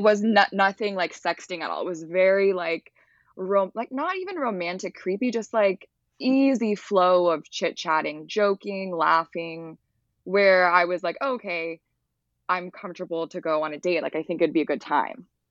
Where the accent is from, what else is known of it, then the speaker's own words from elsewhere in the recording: Los Angeles, California, United States; I grew up in the Palisades